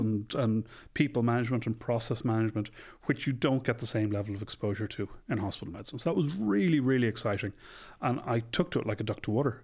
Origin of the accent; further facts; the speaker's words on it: Dublin, Leinster, Ireland; I'm from Ireland. I'm from Dublin. My parents are from the West, but I was born and bred in Dublin.